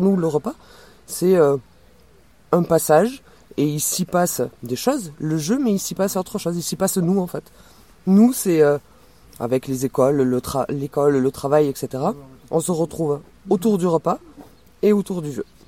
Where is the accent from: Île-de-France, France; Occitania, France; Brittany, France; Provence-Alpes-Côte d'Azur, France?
Occitania, France; Toulouse; accent: accent chantant; je n'ai pas d'accent chantant, je viens de Toulouse.